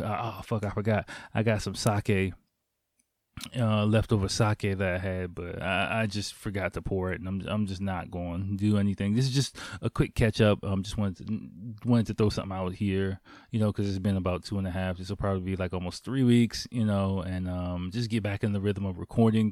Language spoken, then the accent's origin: English; Washington, District of Columbia, United States; moved away as an adult; now in Tokyo, Japan; growing up in Washington, D C in, like, the early to mid-nineties